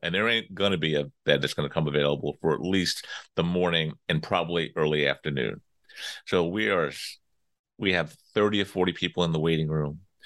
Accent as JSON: {"language": "English", "area": "Long Island", "region": "New York", "country": "United States", "tie": "born or raised there", "said": "I'm from New York. I grew up, uh, out in sort of the middle part of Long Island"}